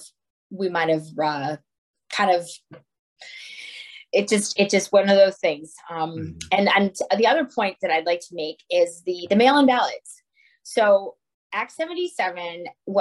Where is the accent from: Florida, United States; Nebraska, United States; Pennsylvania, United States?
Pennsylvania, United States; Scranton; now in Oakmont, United States; I live in Oakmont, Pennsylvania. I'm not originally from Pittsburgh. I'm originally from Scranton, Pennsylvania